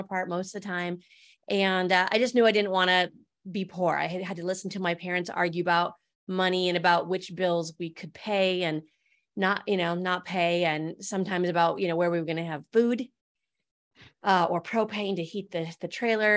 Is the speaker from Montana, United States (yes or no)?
yes; Medicine Lake, Montana, United States; also born or lived in California; I grew up in Medicine Lake, Montana